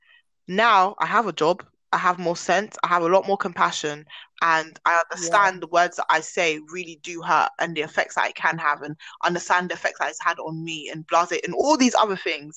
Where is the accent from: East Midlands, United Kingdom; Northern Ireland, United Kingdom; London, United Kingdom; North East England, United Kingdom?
London, United Kingdom; moved away as an adult; When I left South London